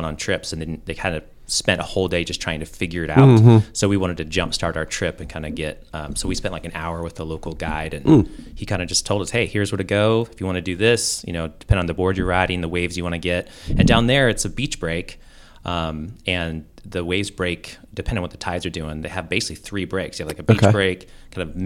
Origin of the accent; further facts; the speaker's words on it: the Northwest, Pacific Northwest, United States; now in Wilmington, United States; So I grew up snowboarding out in the Northwest.